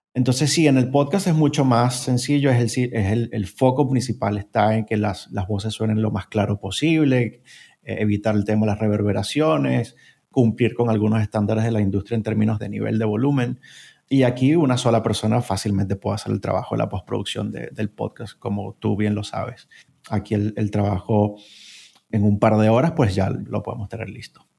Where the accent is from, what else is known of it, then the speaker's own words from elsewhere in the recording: Venezuela; moved away as an adult; now in Spain; soy originario de Venezuela, pero llevo viviendo en España casi seis años